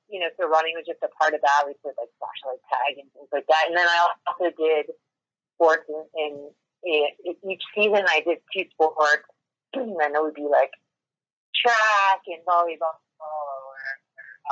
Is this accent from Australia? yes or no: no; near Philadelphia, Pennsylvania, United States; now in Durango, United States; I currently live in Durango, Colorado, but I'm from the East Coast, near Philadelphia, Pennsylvania